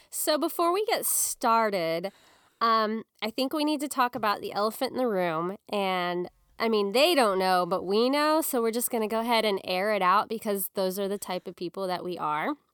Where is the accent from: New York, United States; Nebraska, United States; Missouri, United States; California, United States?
Missouri, United States; Springfield; I got married in October of two thousand eight in my hometown in Springfield, Missouri